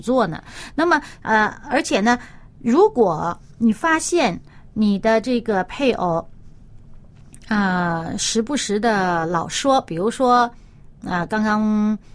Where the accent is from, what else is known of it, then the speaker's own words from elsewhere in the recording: China; 我们中国人